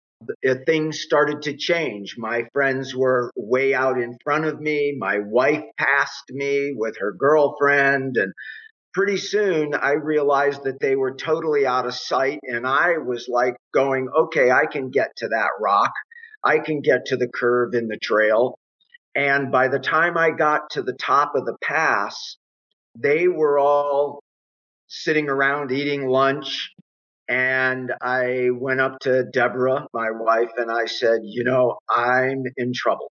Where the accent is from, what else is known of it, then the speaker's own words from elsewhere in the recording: Miami, Florida, United States; now in Aspen, United States; growing up in Miami and then living out here near Aspen